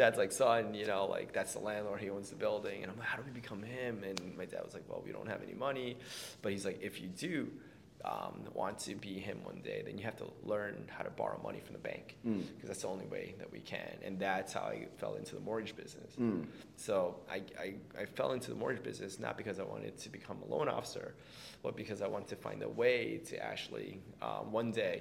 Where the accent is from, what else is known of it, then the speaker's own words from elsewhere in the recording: New York City, New York, United States; I was born and raised in Queens, New York.